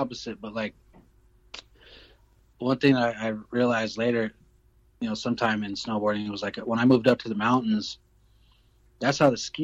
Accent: Denver, Colorado, United States; I'm from Denver.

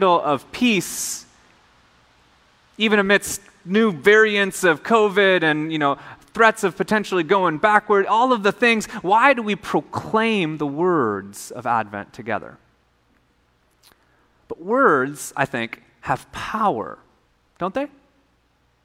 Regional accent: Minnesota, United States; now in Hawaii, United States; I grew up in Minnesota.

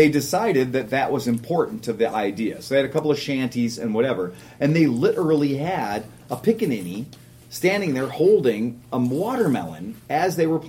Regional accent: Cleveland, Ohio, United States; I'm from Cleveland, Ohio

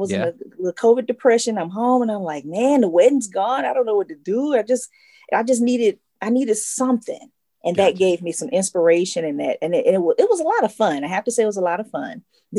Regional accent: Atlanta, Georgia, United States; a peach. I'm a Georgia peach.

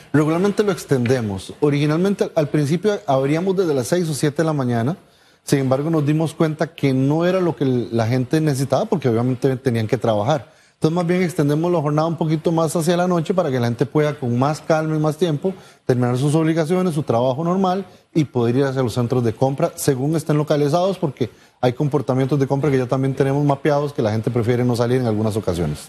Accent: Costa Rica; now in Panama; yo como costarricense

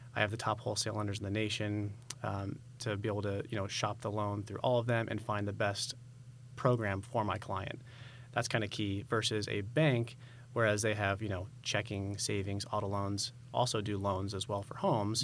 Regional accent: San Diego, California, United States; moved away as an adult; now in Idaho, United States; So originally, I'm from California. We moved here in twenty twenty, uh, from San Diego.

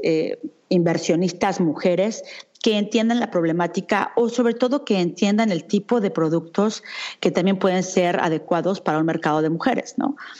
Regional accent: Mexico City, Mexico; moved away as an adult; also born or lived in United States / Europe; yo soy una mexicana que durante mucho tiempo viví en México. Me fui en el 99 de México, me fui para Estados Unidos y de ahí me vine a Europa.

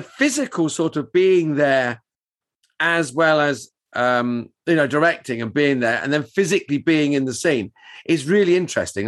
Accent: Luton, East of England, United Kingdom; Luton, which is my hometown.

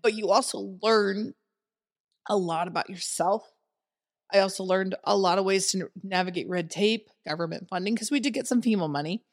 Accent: Winfield, Iowa, United States; moved away as an adult; also born or lived in Cedar Rapids, Iowa; now in Des Moines, United States; I moved from Cedar Rapids or from Winfield, small town Iowa, Winfield, into Cedar Rapids

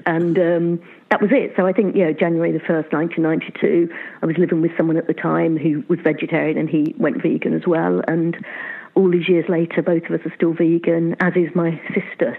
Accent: Luton, East of England, United Kingdom; now in Bristol, United Kingdom; I grew up in Luton

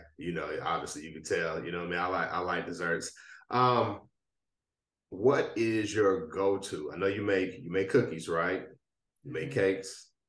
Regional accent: Midwest, United States; I'm a Midwest boy, so all the stuff about the South, I'm a little behind though.

